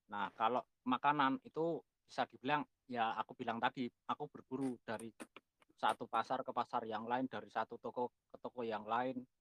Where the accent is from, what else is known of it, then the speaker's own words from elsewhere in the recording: Yogyakarta, Special Region of Yogyakarta, Indonesia; Ya kebetulan saya lahir di kota Jogja dan sampai saat ini saya masih bertahan di sini